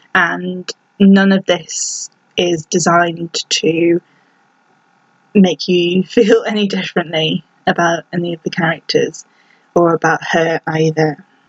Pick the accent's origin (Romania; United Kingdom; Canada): United Kingdom; I'm British myself